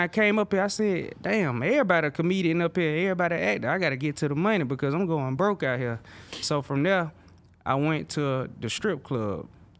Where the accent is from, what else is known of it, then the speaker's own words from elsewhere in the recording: Alabama, United States; moved away; I'm from Alabama